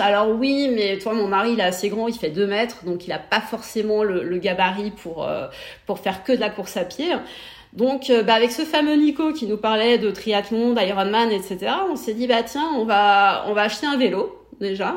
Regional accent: Brittany, France; moved away as an adult; now in Barcelona, Spain; je suis bretonne, originaire du Morbihan, d'un petit village euh, Nivia qui se situe entre Vannes et Nantes

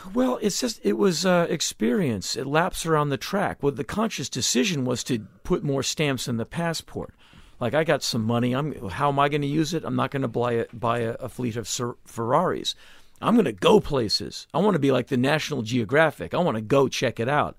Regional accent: United States; being an American

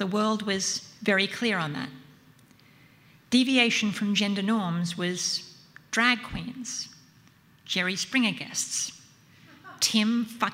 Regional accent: Central Coast, New South Wales, Australia; moved away; I grew up on the Central Coast, about 90 minutes drive north of here

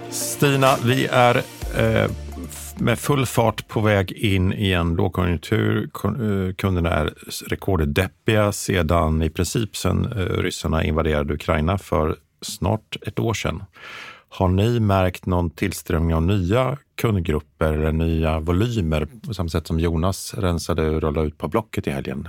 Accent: Mjölby, Östergötland, Sweden; i Mjölby där jag växte upp

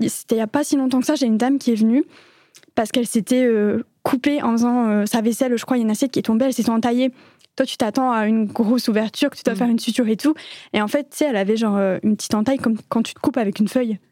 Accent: France; moved away as an adult; now in Belgium; je suis une Française expatriée en Belgique depuis maintenant quelques années

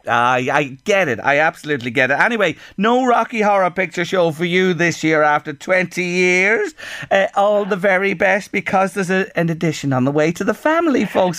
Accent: Ireland; as Irish people

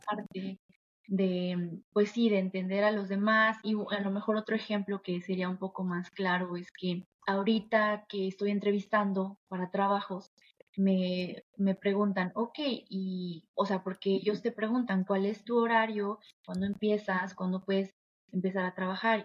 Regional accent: Mexico; soy latina. Soy de un país que la verdad eh, es muy generoso, es muy amoroso también. Em, las personas mexicanas yo siento que siempre tendemos la mano

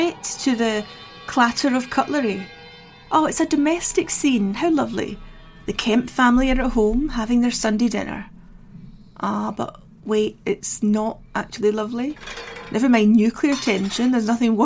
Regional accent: Scotland, United Kingdom; I was raised in Scotland

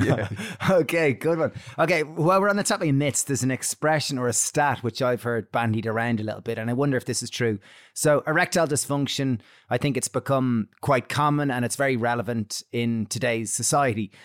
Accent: Ireland; we grew up in Catholic Ireland where you didn't talk about masturbation

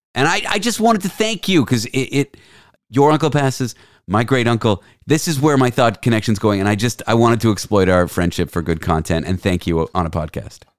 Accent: Canada; I'm Canadian

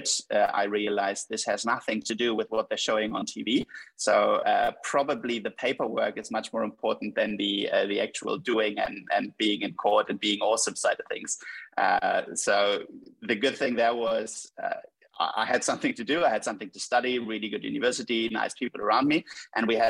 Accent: Hamburg, Germany; I was born and raised in Hamburg

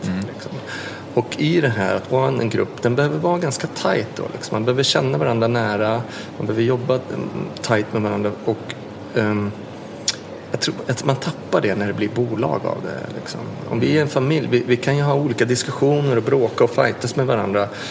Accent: Sweden; vi kommer från lilla Sverige och Skandinavien

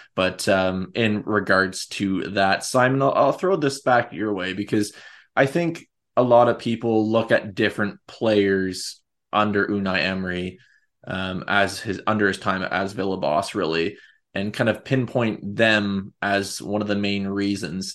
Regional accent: Canada; being Canadian

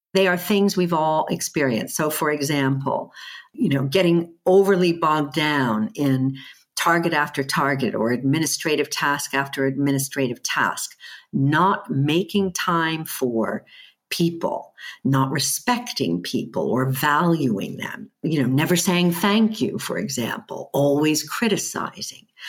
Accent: United States; accent: American; moved away as an adult; also born or lived in Germany; now in United Kingdom; I have an American, um, upbringing

